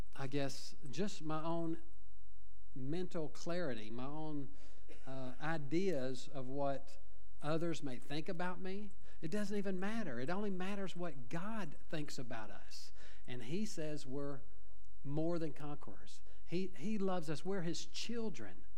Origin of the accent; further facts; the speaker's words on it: Little Cypress, Texas, United States; I'm from Little Cypress